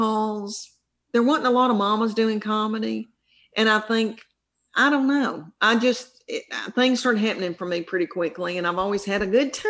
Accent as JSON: {"language": "English", "region": "the South", "country": "United States", "accent": "Southern", "lives_now": "Tennessee, United States", "said": "I'm from the South, and this is a real Southern accent"}